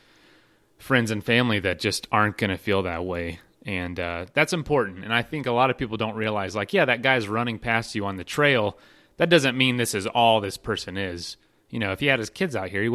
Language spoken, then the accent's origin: English; Florida, United States; I'm from Florida